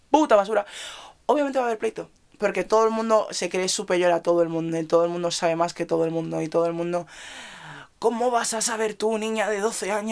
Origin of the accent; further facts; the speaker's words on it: Nigeria; en mi iglesia, voy a recalcar otra vez, somos nigerianos.